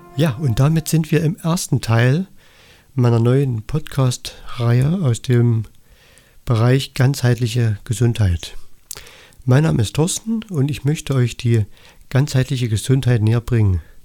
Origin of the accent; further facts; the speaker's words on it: Annaberg-Buchholz, Saxony, Germany; ich komme aus Annaberg Buchholz im Erzgebirge